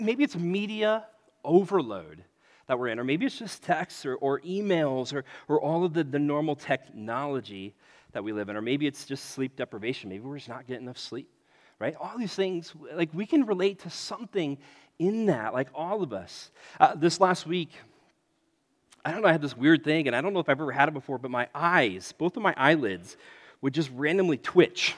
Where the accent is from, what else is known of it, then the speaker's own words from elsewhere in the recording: United States; being an American